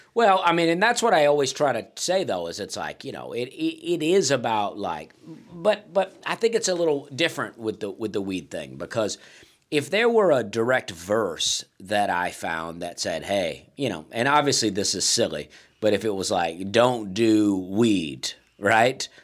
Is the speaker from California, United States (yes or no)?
no; Alabama, United States; moved away; I'm from Alabama